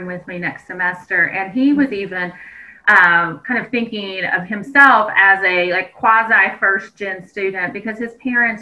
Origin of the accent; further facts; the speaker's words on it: southeastern Kansas, United States; moved away as an adult; My community college has, it's a residential campus, had quite a few different athletic teams. And so we really attracted students from all over the nation to southeastern Kansas